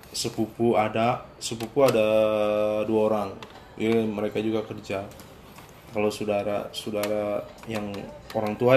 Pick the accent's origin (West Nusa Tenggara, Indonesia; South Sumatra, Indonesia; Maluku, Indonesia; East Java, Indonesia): Maluku, Indonesia; Ambon; nggak perlu kayak umpamanya saya dari Ambon terus ke Jakarta saya harus jadi kayak orang Jakarta